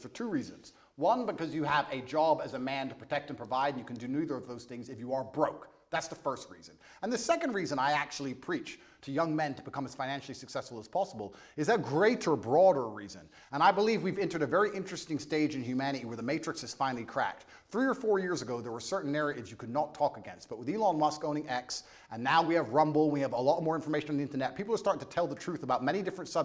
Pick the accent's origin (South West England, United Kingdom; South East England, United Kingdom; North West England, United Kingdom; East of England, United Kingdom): East of England, United Kingdom; Luton; I come from Marsh Farm, Luton. I came from one of the worst areas inside of the UK.